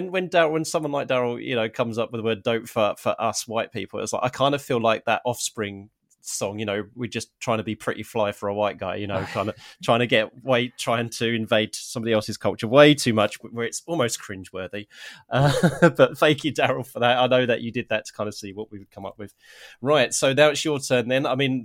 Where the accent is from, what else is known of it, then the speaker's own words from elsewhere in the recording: Harlow, East of England, United Kingdom; I mean, I'm originally from Harlow in Essex, so my mum's from Epping, so not too far away from that part of London.